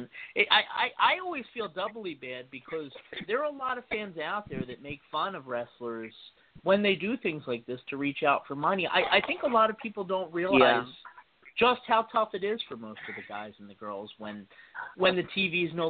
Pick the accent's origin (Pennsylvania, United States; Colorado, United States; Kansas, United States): Pennsylvania, United States; Philadelphia; I grew up in the Philly area